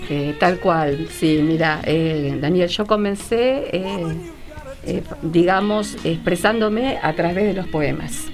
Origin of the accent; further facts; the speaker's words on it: Trenque Lauquen, Buenos Aires Province, Argentina; moved away as an adult; now in General Rodríguez, Argentina; mis dos primeros títulos en Trenquelauquen, mi ciudad natal